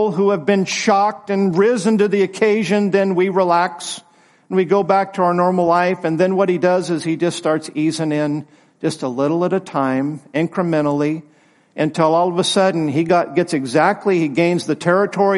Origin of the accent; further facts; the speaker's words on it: United States; I'm glad to be an American, but it's not my first allegiance.